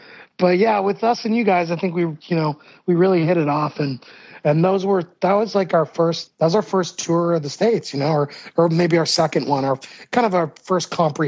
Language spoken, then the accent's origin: English; Hamilton, Ontario, Canada; born there; Yep, I was born in Hamilton, Ontario, which is this kind of steel city town.